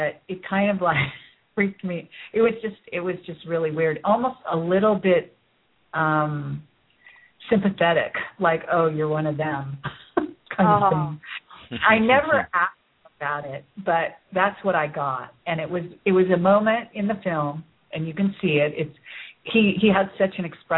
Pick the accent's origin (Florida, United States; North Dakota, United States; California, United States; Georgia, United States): California, United States; Bay Area; I grew up in the Bay Area, where Apple Computer was, you know, kind of created